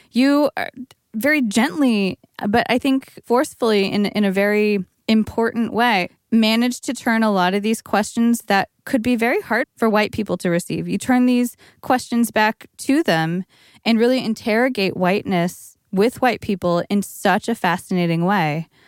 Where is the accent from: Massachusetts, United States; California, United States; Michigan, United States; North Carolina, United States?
California, United States; East Bay; growing up at the very same time in the East Bay